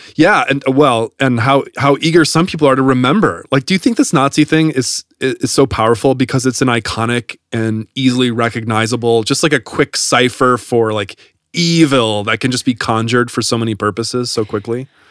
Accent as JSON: {"language": "English", "region": "Wisconsin", "country": "United States", "tie": "born or raised there", "said": "I grew up in Wisconsin"}